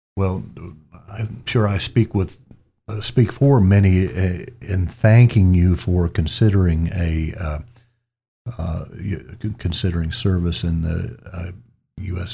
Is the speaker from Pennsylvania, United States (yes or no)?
no; Columbus, Mississippi, United States; was born and raised in Columbus, Mississippi